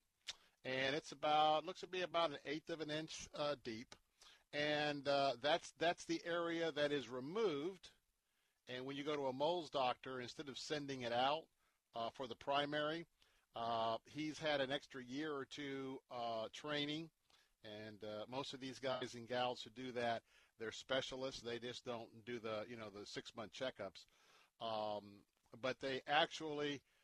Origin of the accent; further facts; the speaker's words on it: Tampa, Florida, United States; accent: Southern; I'm Southern. I was born and raised here in Tampa, you know? We have our own language.